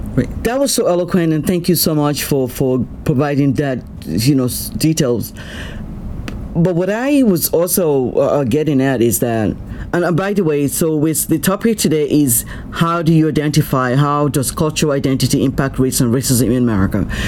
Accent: Nigeria; now in United States; i'm a nigerian i'm still a nigerian

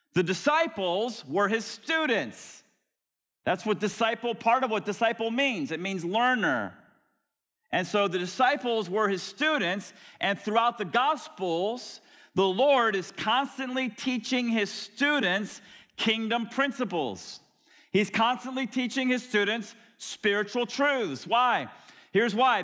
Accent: Florida, United States; I grew up in Florida

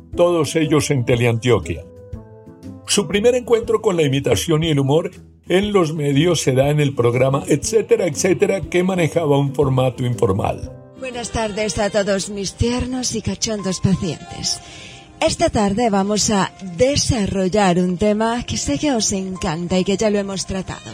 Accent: Cúcuta, Norte de Santander, Colombia; yo soy cucuteña. Este acento no es erótico

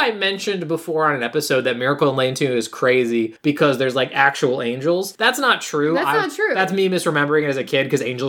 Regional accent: Illinois, United States; We're from Illinois. We're flatlanders.

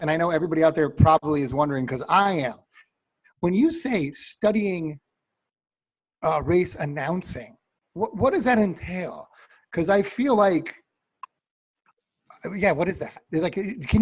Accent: East Coast, United States; moved away; I'm from the East Coast.

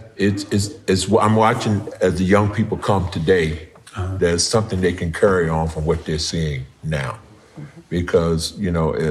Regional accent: Virginia, United States; moved away as an adult; I'm originally from Virginia, retired here in the Air Force

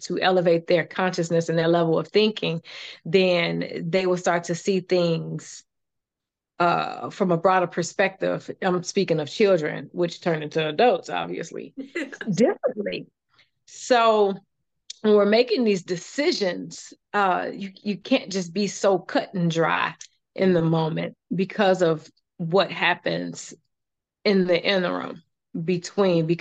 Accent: Chicago, Illinois, United States; I am from the South Side of Chicago

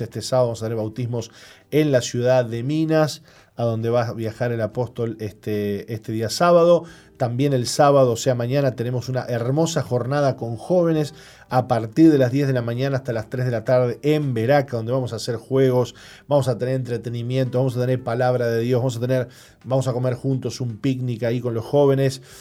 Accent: San Juan, Argentina; moved away as an adult; now in Uruguay; salimos de nuestra tierra en San Juan, Argentina

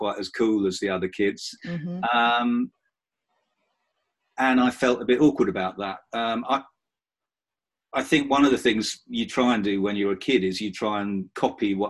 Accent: Romford, East of England, United Kingdom; also born or lived in Oxford; I was born in 1964 in Romford in Essex. I'm a proud Essex person.

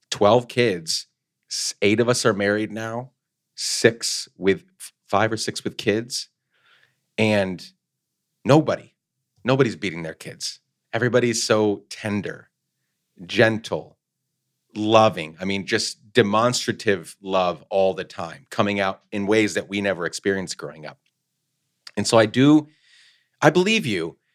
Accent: Guatemala; also born or lived in New York, United States; We grew up mostly in Guatemala, where my dad is from. Born in upstate New York, but we moved back to Guatemala for like 10 years when I was growing up.

